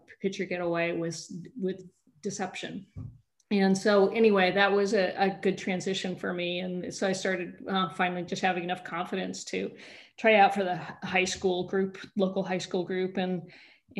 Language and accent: English; Monterey, California, United States; also born or lived in Danville, California; I grew up in Monterey, which is right near where I live now